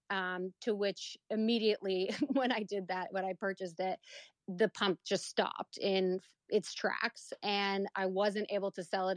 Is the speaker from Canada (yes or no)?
yes; Canada; I was born and raised in Canada